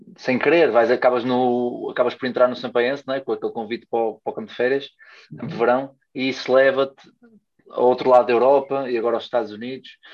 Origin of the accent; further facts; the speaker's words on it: Porto, Norte, Portugal; moved away as an adult; now in Rio Maior, Portugal; sou do Porto, não é? E agora estou em Rio Maior, em Santarém